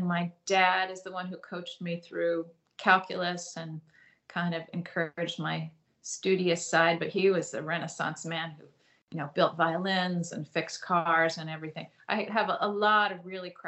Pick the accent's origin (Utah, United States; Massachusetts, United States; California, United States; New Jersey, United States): California, United States; moved away as an adult; also born or lived in Boston area; now in Boston, United States; I'm not from the Boston area. I'm from California. And I went to college in California